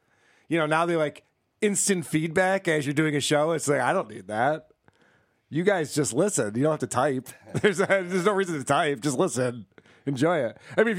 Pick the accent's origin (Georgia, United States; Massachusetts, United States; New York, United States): New York, United States; upstate; accent: upstate New York; I guess upstate New York, from what I've heard.